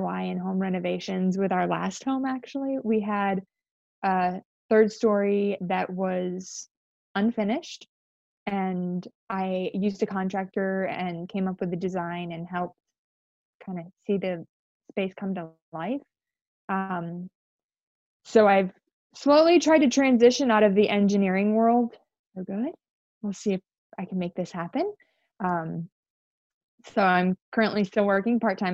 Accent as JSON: {"language": "English", "region": "Georgia", "country": "United States", "tie": "born or raised there", "also_born_or_lived": "upstate New York", "said": "I was born in upstate New York, and we moved down here when we were fairly young, down to, I live in Georgia. I've lived in Georgia for most of my life"}